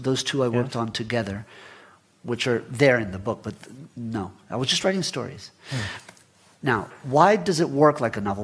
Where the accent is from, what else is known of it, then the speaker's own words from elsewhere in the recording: Florida, United States; also born or lived in Guatemala; I was born in Guatemala but left when I was 10 with, with my family and grew up in, in, in Florida